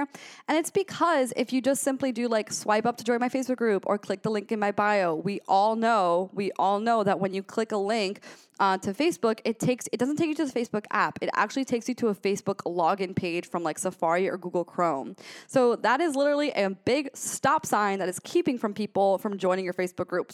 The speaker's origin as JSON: {"language": "English", "town": "Gainesville", "region": "Florida", "country": "United States", "said": "I'm from Gainesville, Florida"}